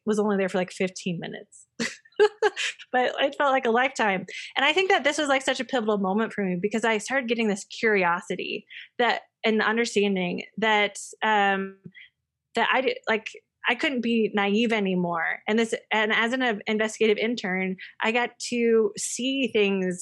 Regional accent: Illinois, United States; moved away as an adult; I'm from Illinois

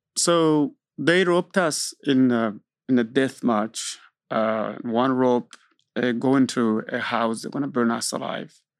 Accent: Burundi; now in Austin, United States; I am from Burundi. Burundi is a small country in East Africa

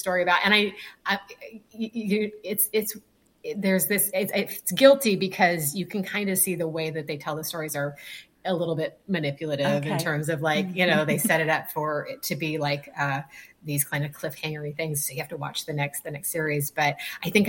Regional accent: California, United States; moved away as an adult; now in Florida, United States; I'm originally from California

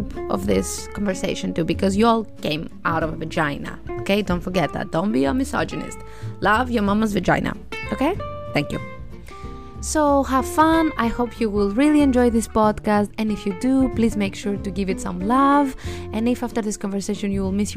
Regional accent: Greece; I am 32 years old and I'm from Greece

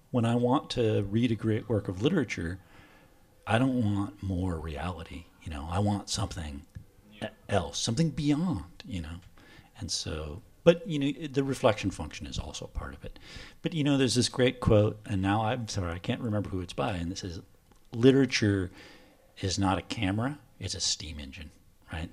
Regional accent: Washington, United States; moved away as an adult; now in Oslo, Norway; my home state of Washington on the West Coast

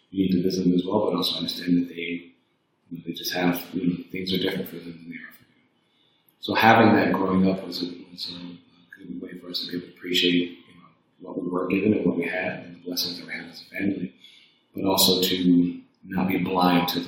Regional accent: Evanston, Illinois, United States; moved away as an adult; now in Toronto, Canada; Growing up in, I grew up in Chicago, specifically in a suburb called Evanston, Illinois.

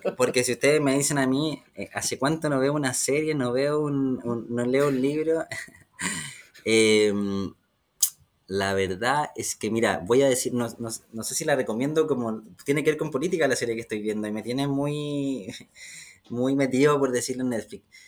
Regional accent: Rancagua, O'Higgins, Chile; also born or lived in Machalí / Santiago; Yo vengo de la región de O'Higgins, vengo de una, comuna, nací en Rancagua, vivo en una comuna como Machalí

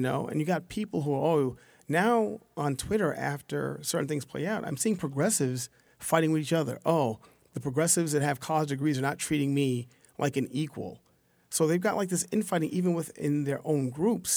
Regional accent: New York City, New York, United States; I come from Southeast Queens, a one oh fifth precinct

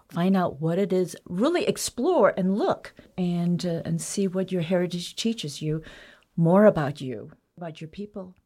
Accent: United States; Growing up Chinese American, you know, my parents always referred to home as China, whereas home for me is America.

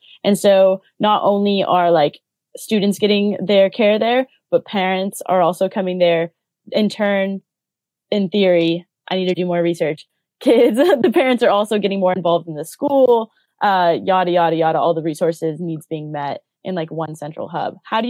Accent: United States; moved away; I'm American.

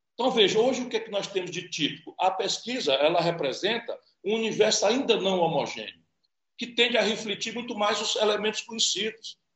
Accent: Ceará, Brazil; Pelo Ceará, é, as coisas são sempre mais apaixonantes, porque é o meu lugar, é a minha terra, é o meu povo

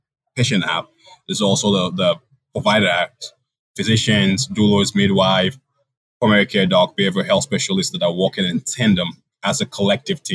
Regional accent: Ohio, United States; I am a local, I grew up in Ohio

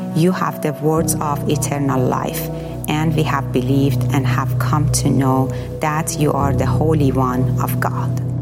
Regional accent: Iran; moved away as an adult; I grew up in Muslim family

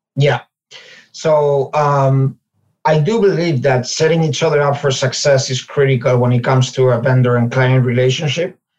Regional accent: Ourense, Galicia, Spain; moved away as an adult; also born or lived in England / Finland / Chicago / Monterey; now in New York, United States; I'm from Spain originally. Uh, I was born in in Ourense, which is a city in Galicia, uh, northwestern region of Spain. Uh, right above Portugal. I lived there for most of my life um, until I was 30

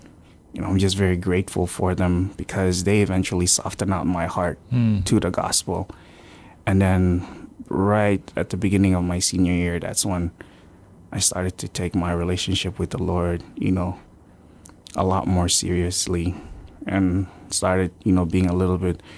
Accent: Yap, Micronesia; also born or lived in Philippines / Palau; I grew up on Yap.

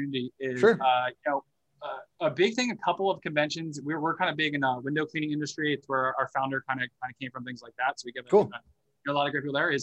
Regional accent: United States; I'm American, but I haven't moved to Canada since

